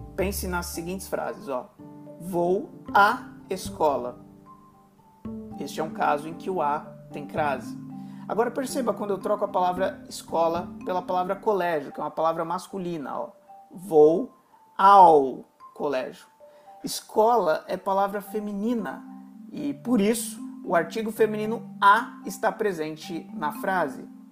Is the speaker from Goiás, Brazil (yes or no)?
no; São Paulo, Brazil; em São Paulo, a gente costuma usar o mas da mesma forma na oralidade